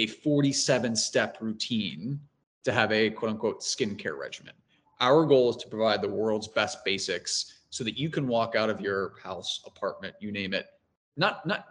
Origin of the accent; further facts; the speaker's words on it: Cincinnati, Ohio, United States; now in New York, United States; being from Cincinnati